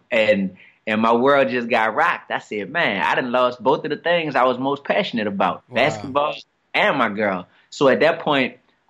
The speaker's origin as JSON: {"language": "English", "town": "New Orleans", "region": "Louisiana", "country": "United States", "tie": "born or raised there", "said": "I grew up down here in New Orleans East"}